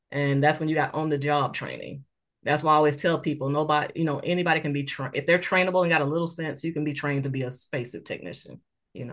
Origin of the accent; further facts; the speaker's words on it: Moss Point, Mississippi, United States; moved away as an adult; I'm from a small town. I love my hometown, Moss Point, Mississippi.